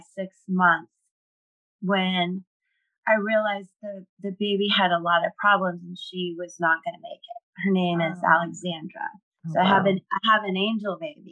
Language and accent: English; Cocoa Beach, Florida, United States; now in Tampa area, United States; I grew up in Cocoa Beach. I'm a Florida girl.